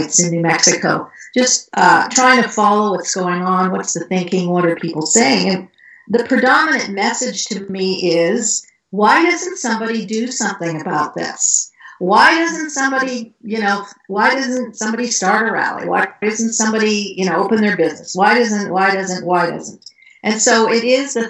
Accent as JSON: {"language": "English", "country": "Canada", "tie": "born or raised there", "moved": "yes", "said": "I grew up in Canada"}